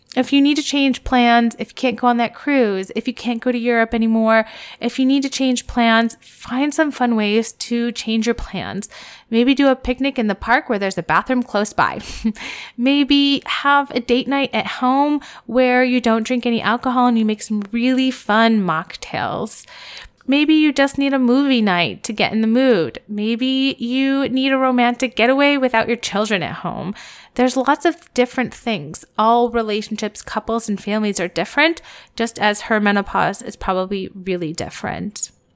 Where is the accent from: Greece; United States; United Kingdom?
United States; Columbus; my hometown in Columbus